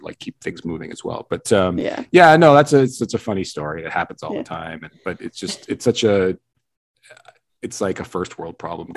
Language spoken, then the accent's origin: English; British Columbia, Canada; moved away; I'm originally from British Columbia